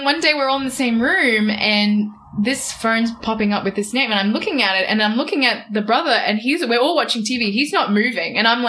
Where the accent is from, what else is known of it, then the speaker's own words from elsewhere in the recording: Australia; I'm very Australian